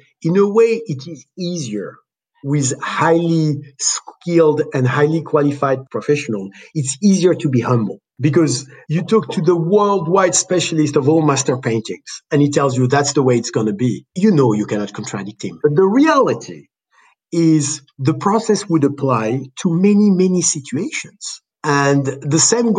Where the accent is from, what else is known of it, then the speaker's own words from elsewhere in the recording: France; moved away; also born or lived in Los Angeles; In France, the country I was born